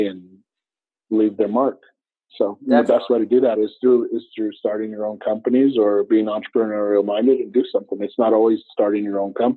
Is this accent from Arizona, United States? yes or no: yes; Flagstaff, Arizona, United States; originally, I was born and raised in Northern Arizona, Flagstaff, native, third generation to Arizona